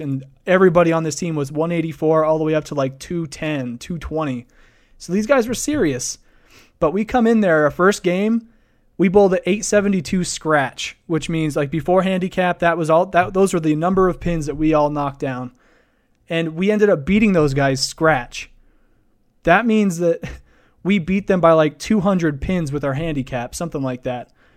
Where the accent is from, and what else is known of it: Idaho Falls, Idaho, United States; born or raised there